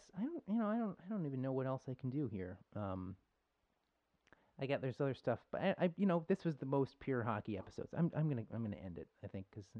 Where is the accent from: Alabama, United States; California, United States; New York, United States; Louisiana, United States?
New York, United States; Buffalo; I'm from Buffalo